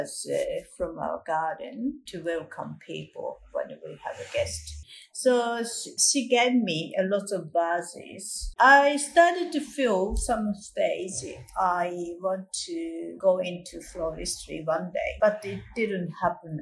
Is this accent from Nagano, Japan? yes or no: yes; Nagano, Japan; English is a second language; now in Sydney, Australia; I was born in Japan and I spent a lot of time in the countryside of the Nagano Prefecture in the main island, Honshu, surrounded by high mountains and natures.